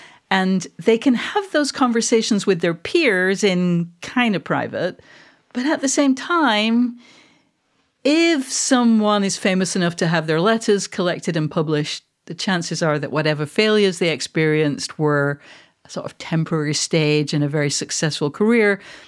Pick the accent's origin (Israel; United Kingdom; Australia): United Kingdom; Manchester, North West England; I'm actually, just to be clear, for anyone who doesn't know, I am a Mancunian. I am not a Scot.